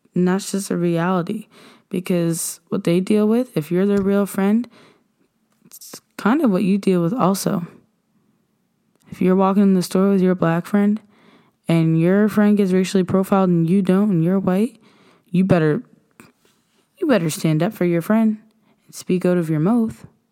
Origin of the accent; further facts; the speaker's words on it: Nova Scotia, Canada; we are African Nova Scotians